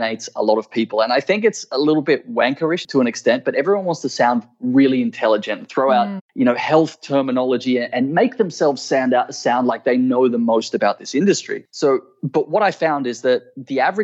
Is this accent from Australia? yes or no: yes; Australia; my home country of Australia